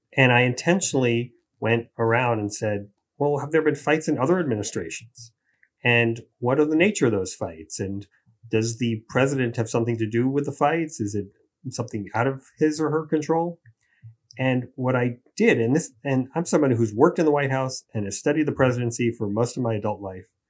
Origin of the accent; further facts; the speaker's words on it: New York City, New York, United States; I did grow up in Queens in the nineteen seventies